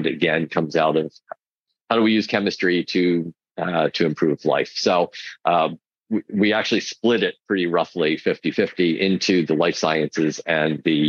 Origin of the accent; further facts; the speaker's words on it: United States; as an American